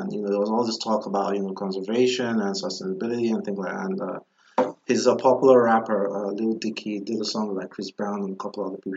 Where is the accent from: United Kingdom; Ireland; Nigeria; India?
Nigeria; now in United States; growing up in Nigeria